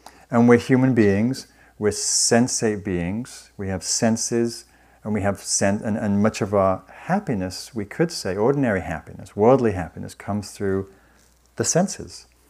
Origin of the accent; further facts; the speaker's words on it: the north of England, United Kingdom; moved away; I was raised in Northern England in a working class family